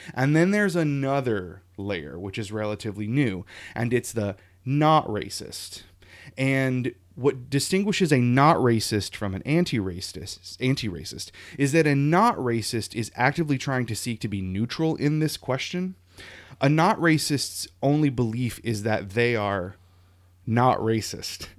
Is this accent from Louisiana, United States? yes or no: yes; Lafayette, Louisiana, United States; now in New England, United States; I grew up in Louisiana